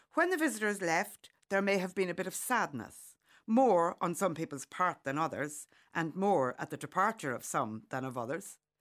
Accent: County Monaghan, Ireland; Growing up in County Monaghan

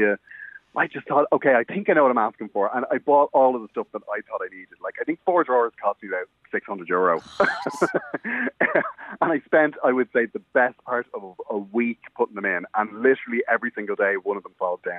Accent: Dublin, Leinster, Ireland; born or raised there

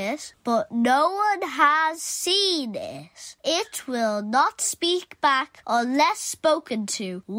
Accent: Dublin, Leinster, Ireland; I'm 7 years old, and I'm from Dublin.

